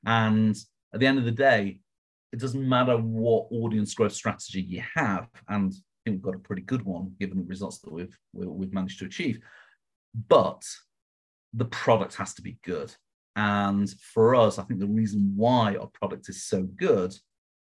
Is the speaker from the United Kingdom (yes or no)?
yes; United Kingdom; accent: British; now in Las Vegas, United States; So I am British, as you can probably tell from the accent